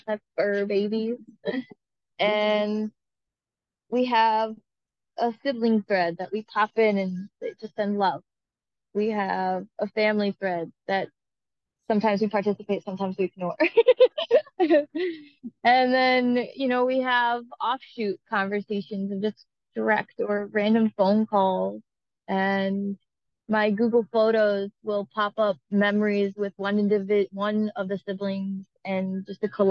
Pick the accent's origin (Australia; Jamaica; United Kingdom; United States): United States; Maine; I was raised in Maine and enjoyed a childhood of siblings